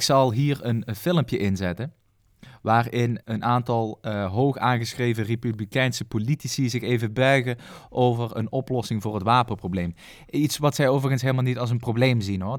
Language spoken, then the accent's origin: Dutch; Maastricht, Limburg, Netherlands; als Bourgondier dan, want dat mag ik mezelf dan wel noemen als Maastrichtenaar